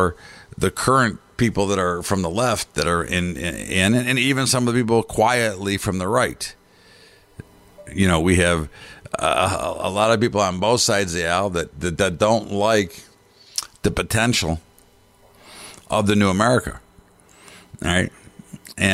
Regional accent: United States; I'm a citizen, I'm an American

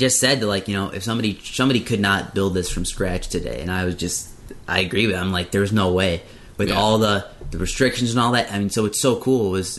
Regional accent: Deerfield, Illinois, United States; we're from Deerfield, which is more of a suburban area near Chicago.

